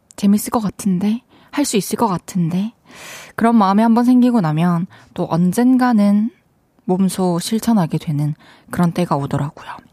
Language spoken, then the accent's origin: Korean; Changwon, South Gyeongsang, South Korea; also born or lived in Daegu / Busan; 저는 이제 대구에서 태어나가지고 마산에서 초중교 나오고 대, 학교를 부산에서 나왔어